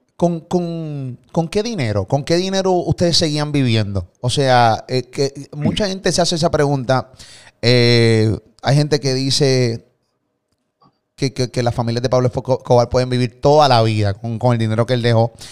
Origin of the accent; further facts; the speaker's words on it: Puerto Rico; de Puerto Rico